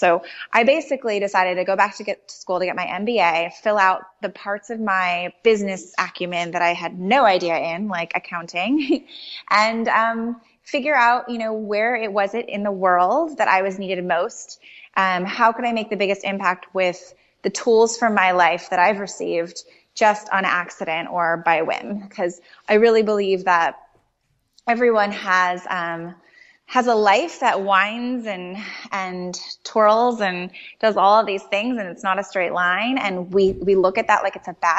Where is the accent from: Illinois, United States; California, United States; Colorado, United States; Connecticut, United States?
Illinois, United States; Chicago; I'm from Chicago and you need terribly warm coats to survive a Chicago winter